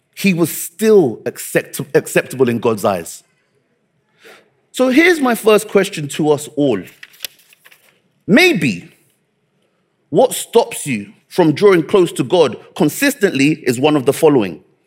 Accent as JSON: {"language": "English", "country": "Nigeria", "said": "I'm Nigerian"}